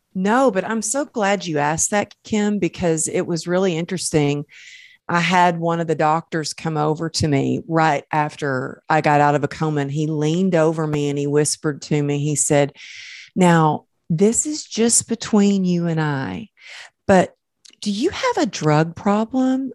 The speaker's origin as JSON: {"language": "English", "region": "the South", "country": "United States", "accent": "Southern", "moved": "as an adult", "lives_now": "Los Angeles, United States", "said": "you can take the girl out of the South, but you can't take the South out of the girl"}